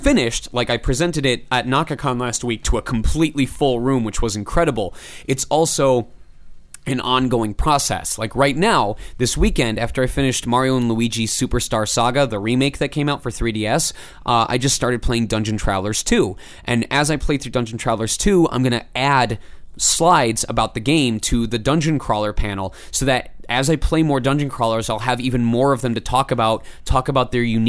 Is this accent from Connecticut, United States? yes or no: no; Michigan, United States; I came from Michigan where the industry doesn't really exist